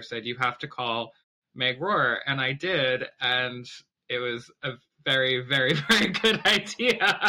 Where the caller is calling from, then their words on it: Ann Arbor, Michigan, United States; also born or lived in Boston; I'm the flute player of Hub New Music. I'm calling in from my home in Ann Arbor, Michigan.